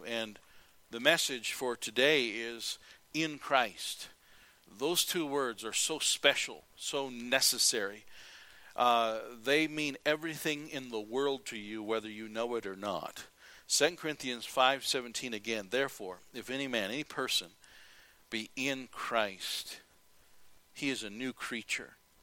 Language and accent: English; United States; I'm an American